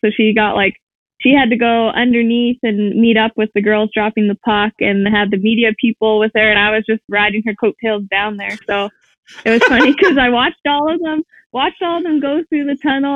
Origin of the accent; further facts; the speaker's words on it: Saskatoon, Saskatchewan, Canada; I'm from Saskatoon, Saskatchewan